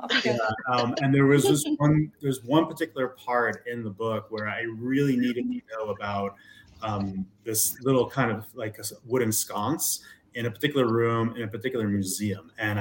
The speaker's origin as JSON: {"language": "English", "region": "New York", "country": "United States", "also_born_or_lived": "Los Angeles", "lives_now": "Denver, United States", "said": "I'm originally from New York. I now live in Denver via LA, where I lived for 20 years."}